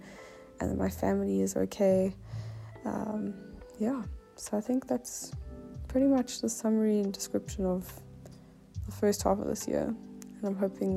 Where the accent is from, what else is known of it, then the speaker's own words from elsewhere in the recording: Cape Town, Western Cape, South Africa; I am from Cape Town.